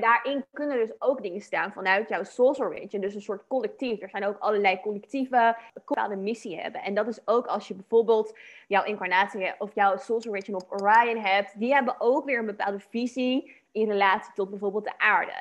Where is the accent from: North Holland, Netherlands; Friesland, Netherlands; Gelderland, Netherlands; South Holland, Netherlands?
South Holland, Netherlands; Dordrecht; moved away as an adult; ik kwam zelf oorspronkelijk uit Dordrecht in Nederland dan. Toen ik nog in Nederland woonde. En dat is hm. niet super groot, ook niet heel klein. Maar weet je, en dan had je daar een wijk van Dubbeldam waar ik dan in opgroeide.